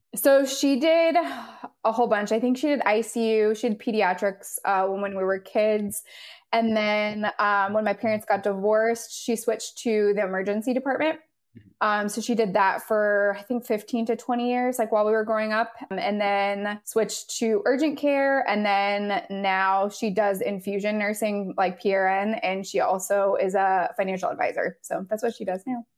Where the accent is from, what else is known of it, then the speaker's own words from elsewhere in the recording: Southern California, United States; moved away as an adult; now in North Carolina, United States; I am originally from Southern California